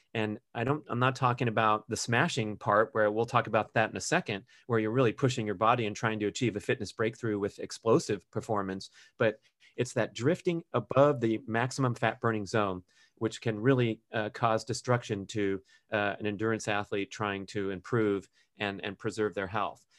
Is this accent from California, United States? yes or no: yes; Los Angeles, California, United States; my growing up in Los Angeles